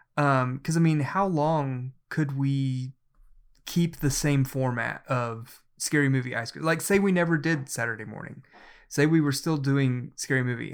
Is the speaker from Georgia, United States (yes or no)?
no; Oklahoma, United States; I am from Oklahoma